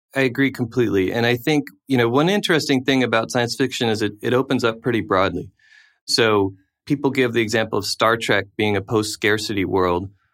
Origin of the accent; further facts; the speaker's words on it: United States; also born or lived in South Africa; being American abroad during the George W. Bush presidency